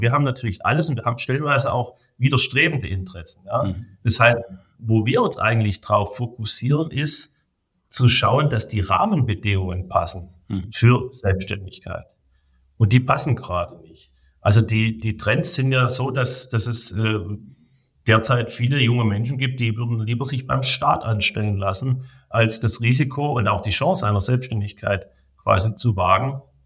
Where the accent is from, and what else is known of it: Germany